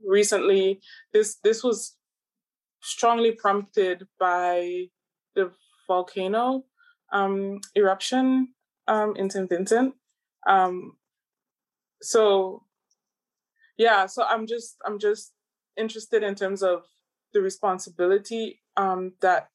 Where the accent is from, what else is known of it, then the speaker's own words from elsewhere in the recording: Aruba; now in Netherlands; I grew up in Aruba